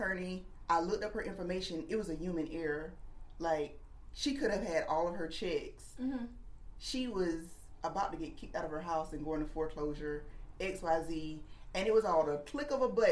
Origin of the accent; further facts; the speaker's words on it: Florence, South Carolina, United States; I was born and raised here in Florence, and I'm a proud graduate of Wilson High School